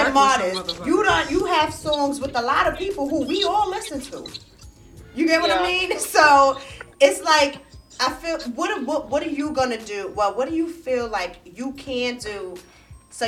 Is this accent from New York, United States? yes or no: yes; New York City, New York, United States; moved away as an adult; now in Greensboro, United States; I'm from Brooklyn, New York, but I live in Greensboro.